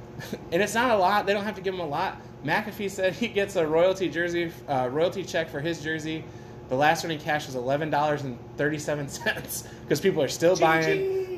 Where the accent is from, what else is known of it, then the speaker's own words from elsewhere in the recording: Niles, United States; I'm from Niles.